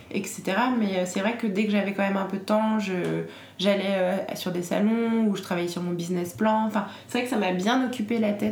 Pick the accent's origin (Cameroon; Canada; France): France; Paris, Île-de-France; born there; also born or lived in Normandy / Martinique / Alsace; je suis née à Paris, mais j'ai pas mal déménagé dans ma vie. Je suis allée en Normandie, en Martinique, en Alsace et je suis revenue à Paris.